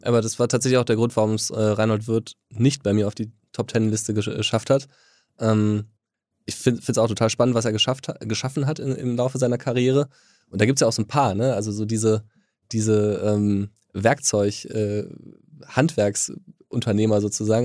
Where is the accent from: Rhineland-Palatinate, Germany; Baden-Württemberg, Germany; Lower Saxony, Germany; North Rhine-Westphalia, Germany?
North Rhine-Westphalia, Germany; near Wuppertal; ich komme ja sogar aus der Nähe von Wuppertal